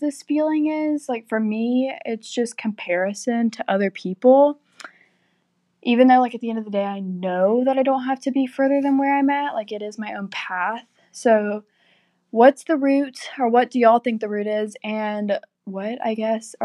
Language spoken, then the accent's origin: English; Atlanta, Georgia, United States; I'm from Atlanta, Georgia